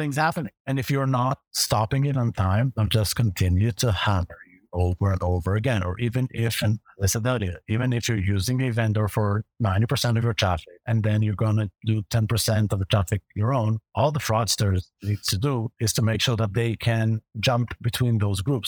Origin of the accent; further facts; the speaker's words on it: Israel; accent: Hebrew; English is a second language; I have a Hebrew accent, a pretty strong one